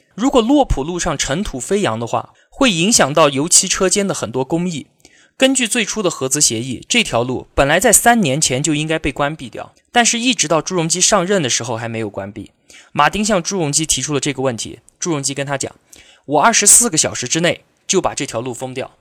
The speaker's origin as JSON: {"language": "Chinese", "country": "China", "said": "我们中国人"}